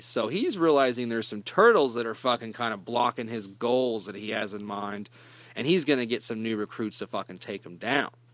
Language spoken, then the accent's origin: English; Kansas, United States; I'm from Kansas